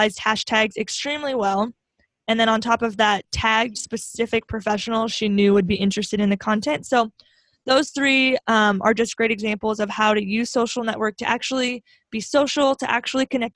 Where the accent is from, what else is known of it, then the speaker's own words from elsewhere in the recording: Grand Island, Nebraska, United States; my hometown of Grand Island